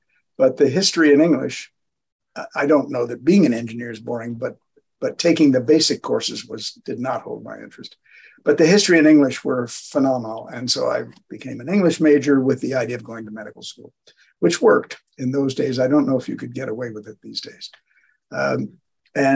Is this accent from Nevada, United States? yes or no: no; St. Louis, Missouri, United States; I grew up in St. Louis, Missouri. So I'm a Midwesterner.